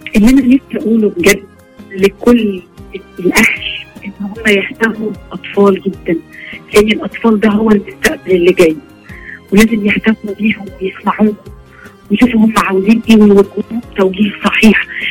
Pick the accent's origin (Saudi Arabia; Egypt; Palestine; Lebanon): Egypt; عندنا في مصر